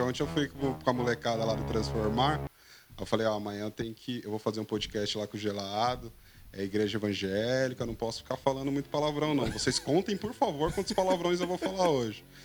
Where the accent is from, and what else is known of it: Brazil; born or raised there